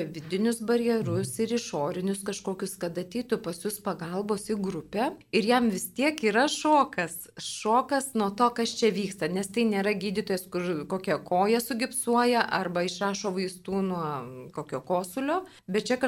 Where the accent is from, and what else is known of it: Lithuania